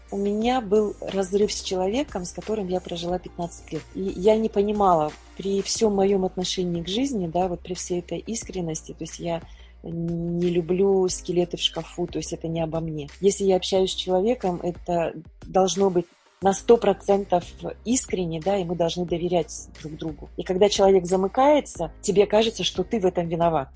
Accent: Kyrgyzstan; moved away as an adult; я же вообще из Киргизии, и у нас там была война

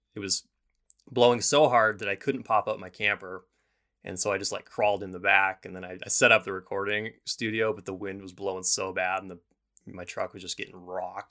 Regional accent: Bozeman, Montana, United States; I left my town of Bozeman, or my hometown of Bozeman

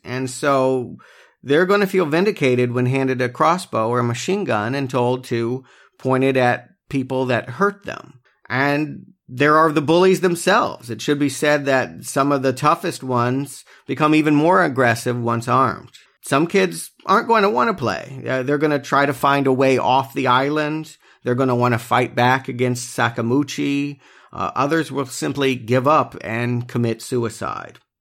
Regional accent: United States; the more colorful W W F, W C W stuff that we grew up on here in America.

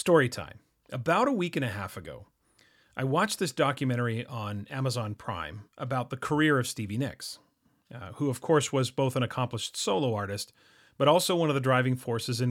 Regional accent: Canada; I am Canadian

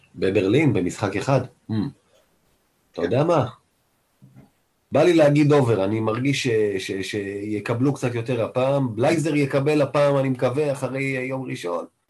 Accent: Israel; אני קודם כל כישראלי

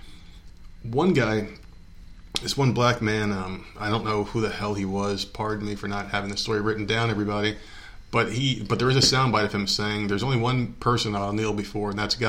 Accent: New Jersey, United States; my home state of New Jersey

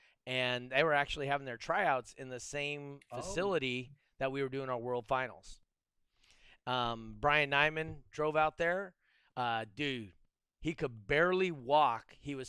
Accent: Reno, Nevada, United States; I'm from Reno.

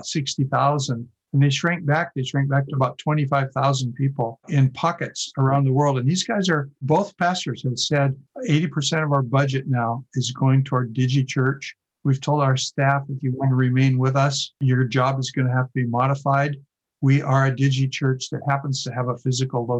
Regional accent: Oregon, United States; growing up in Oregon

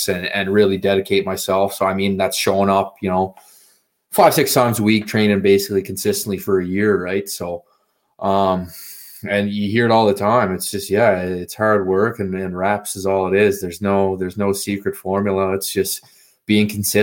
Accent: South Rustico, Prince Edward Island, Canada; I'm from South Rustico PEI. It's this little kind of like beach town, like maybe, I don't know, 100 people live here

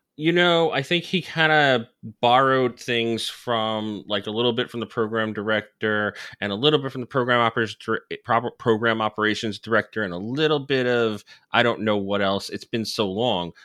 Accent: New Jersey, United States; I grew up in New Jersey

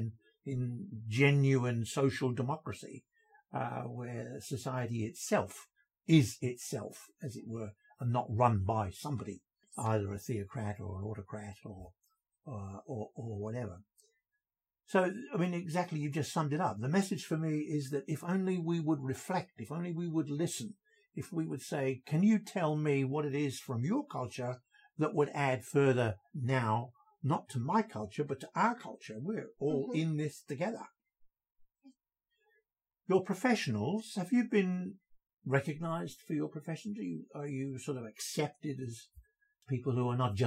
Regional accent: England, United Kingdom; now in Australia; being an Englishman brought up with the notion of the British Empire

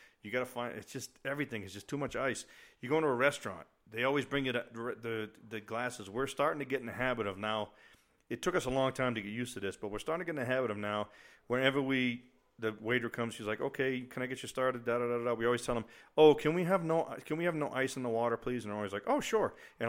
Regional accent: New England, United States; also born or lived in Germany; I grew up in New England where, you know, we always used to say, oh, if you don't like the weather, just wait 5 minutes and it'll change.

